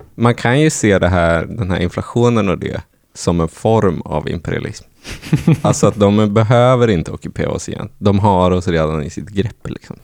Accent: Norrland, Sweden; moved away; jag som är från Norrland

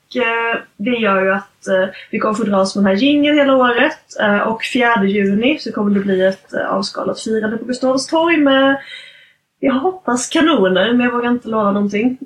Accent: Gothenburg, Västra Götaland, Sweden; vi göteborgare

